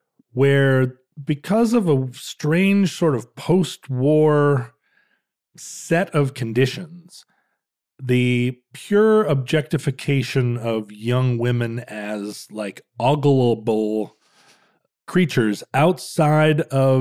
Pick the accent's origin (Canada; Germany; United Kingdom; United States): United States; Alaska; I grew up in Alaska during a pretty wild time in Alaska's history.